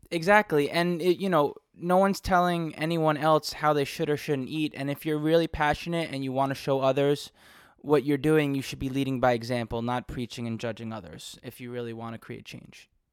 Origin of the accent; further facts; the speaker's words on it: New York City, New York, United States; I grew up in New York City